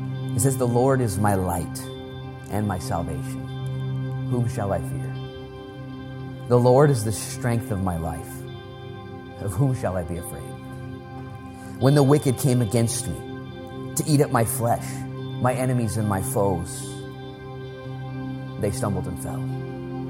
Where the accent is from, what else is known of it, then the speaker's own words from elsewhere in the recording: United States; I'm proud to be an American